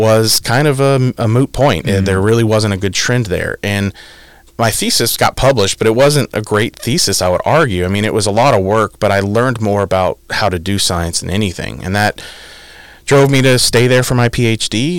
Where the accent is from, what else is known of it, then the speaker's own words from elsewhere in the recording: Midwest, United States; moved away as an adult; also born or lived in Illinois; now in Pennsylvania, United States; I'm from the Midwest. It was a big culture shock, right? It's I grew up in a decent sized town, of 150,000